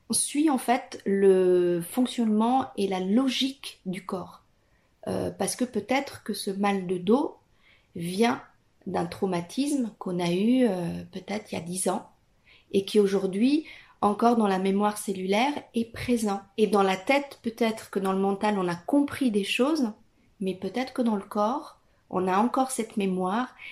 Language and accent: French; Italy; French is a second language; moved away as an adult; now in France; Je suis italienne.